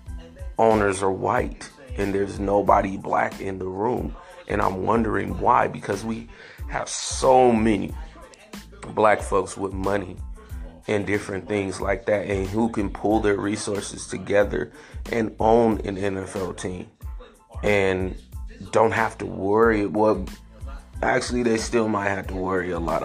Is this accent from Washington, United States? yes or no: no; San Francisco, California, United States; I grew up in San Francisco